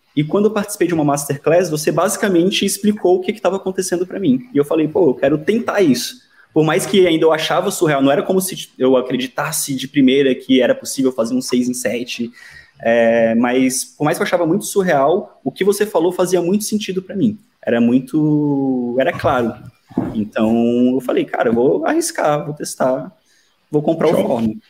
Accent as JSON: {"language": "Portuguese", "town": "Brasília", "region": "Federal District", "country": "Brazil", "moved": "yes", "lives_now": "Porto, Portugal", "said": "eu sou de Brasília"}